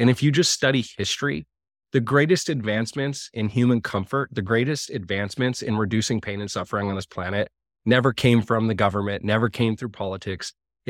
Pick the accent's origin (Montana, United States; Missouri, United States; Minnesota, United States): Montana, United States; my little local community where I grew up in Montana